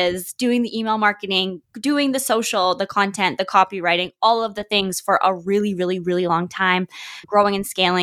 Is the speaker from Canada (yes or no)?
yes; Canada; also born or lived in Vancouver, British Columbia / Alberta; I'm from Canada.